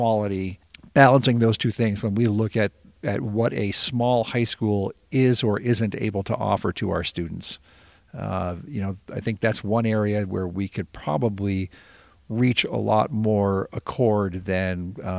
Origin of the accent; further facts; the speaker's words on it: Montpelier, Vermont, United States; I grew up in Montpelier. I lived a mile from our school